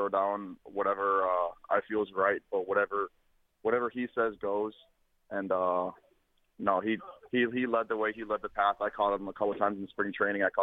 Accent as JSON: {"language": "English", "town": "Verona", "region": "Wisconsin", "country": "United States", "tie": "born or raised there", "also_born_or_lived": "Madison, Wisconsin", "said": "I went to school in Verona"}